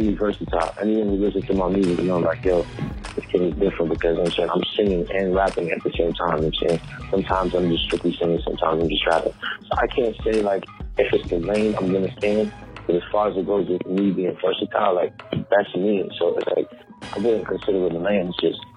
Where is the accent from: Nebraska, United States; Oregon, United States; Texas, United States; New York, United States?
New York, United States; New York City; also born or lived in Flatbush, Brooklyn; I'm from Brooklyn, Canarsie. I was born in Flatbush. I grew up in Canarsie